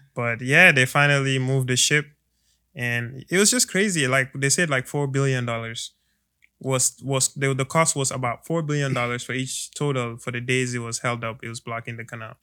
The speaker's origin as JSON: {"language": "English", "country": "Gambia", "moved": "yes", "lives_now": "United States", "said": "I am from the Gambia. I am from West Africa."}